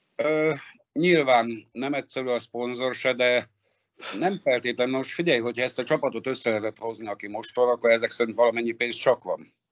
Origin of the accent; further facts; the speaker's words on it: Szombathely, Vas, Hungary; moved away as an adult; also born or lived in Kaposvár; now in Dunaújváros, Hungary; szombathelyi vagyok